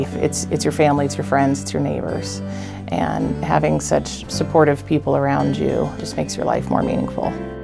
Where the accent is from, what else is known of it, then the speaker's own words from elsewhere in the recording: Hastings, Nebraska, United States; I'm from Hastings, Nebraska. I've been here several generations. My grandmother was the youngest of 11, and she was the first of those 11 to be born here at Mary Lanning. Both of my parents were born at Mary Lanning, as was my brother and I.